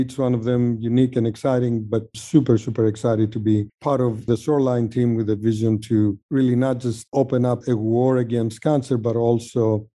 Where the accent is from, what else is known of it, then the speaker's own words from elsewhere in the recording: Greece; moved away as an adult; also born or lived in Sweden; now in United States; I grew up in Greece